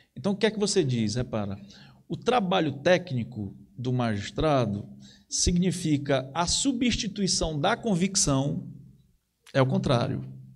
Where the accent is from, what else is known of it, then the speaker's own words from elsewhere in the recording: Ceará, Brazil; eu sou cearense